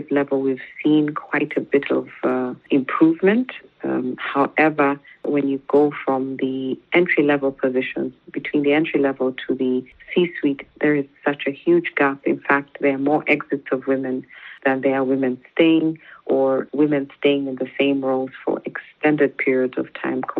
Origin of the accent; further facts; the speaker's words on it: Kenya; moved away as an adult; now in Rwanda; my mother was a businesswoman and we grew up in Kenya